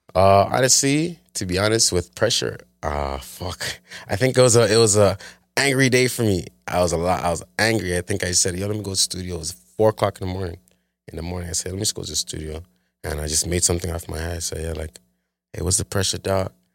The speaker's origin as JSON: {"language": "English", "town": "Toronto", "region": "Ontario", "country": "Canada", "tie": "born or raised there", "said": "grew up in Scarborough, like, in a town"}